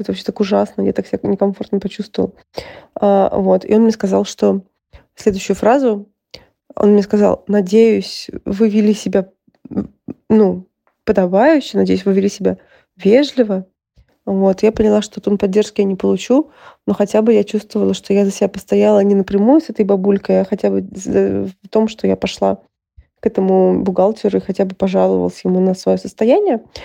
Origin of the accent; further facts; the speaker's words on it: Saint Petersburg, Russia; now in Germany; Из Петербурга